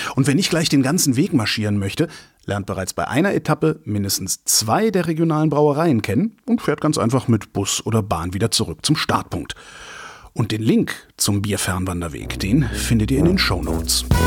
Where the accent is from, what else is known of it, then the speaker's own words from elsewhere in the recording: Cologne, North Rhine-Westphalia, Germany; Wir Kölner